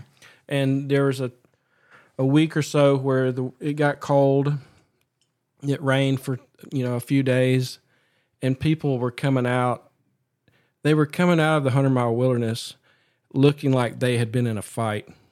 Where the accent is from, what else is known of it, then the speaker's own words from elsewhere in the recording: Appalachia, United States; I grew up here